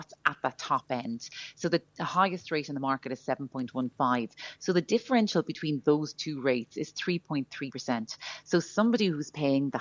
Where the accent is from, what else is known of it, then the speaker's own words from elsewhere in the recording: Ireland; as Irish people